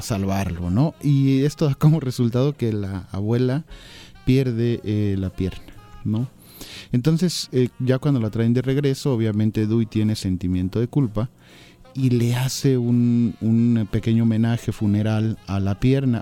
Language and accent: Spanish; Mexico; como hispanoamericanos, como mexicanos